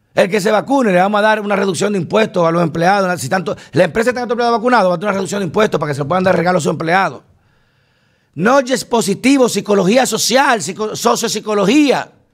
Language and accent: Spanish; Dominican Republic; somos los judíos dominicanos